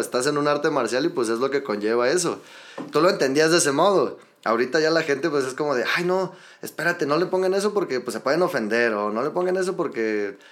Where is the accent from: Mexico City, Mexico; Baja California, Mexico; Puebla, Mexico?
Mexico City, Mexico; now in Los Altos de Jalisco, Mexico; Yo soy de la Ciudad de México, viejo. Nada más que ya tengo tiempo residiendo por acá